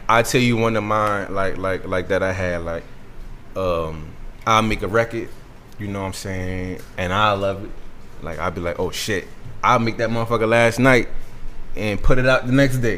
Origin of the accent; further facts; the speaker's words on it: Georgetown, South Carolina, United States; I'm from Georgetown, South Carolina